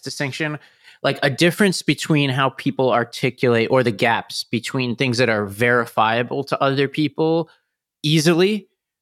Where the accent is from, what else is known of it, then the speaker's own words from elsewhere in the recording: New York City, New York, United States; moved away; I grew up in New York, and every time I see a relative, you know, I have to go back to Staten Island